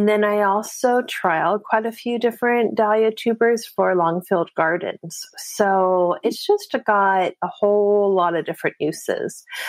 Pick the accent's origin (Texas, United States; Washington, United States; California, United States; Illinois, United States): California, United States; the Bay Area; moved away as an adult; also born or lived in Denver, Colorado; I'm originally from California. I grew up in the Bay Area. I eventually ended up moving to Denver, Colorado.